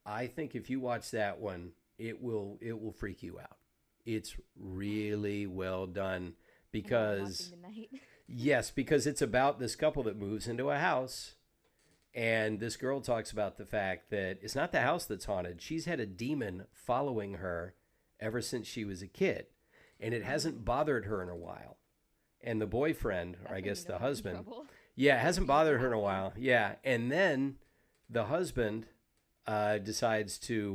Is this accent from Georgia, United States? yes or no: yes; Savannah, Georgia, United States; I grew up in Savannah, Georgia, which for the United States is an old city.